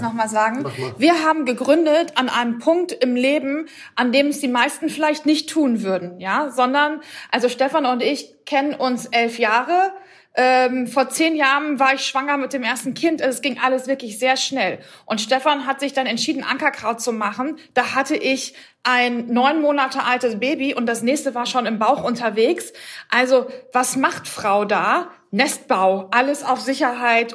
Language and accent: German; Bochum, North Rhine-Westphalia, Germany; now in Hamburg, Germany; dass ich ähm, aus dem Ruhrgebiet komme und äh, als Bochumer Mädchen ähm, aufgewachsen